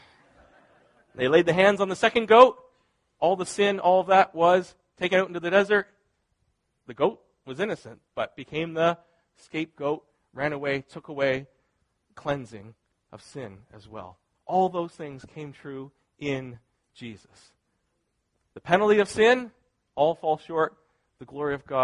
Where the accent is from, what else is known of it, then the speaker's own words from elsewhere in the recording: Canada; I'm Canadian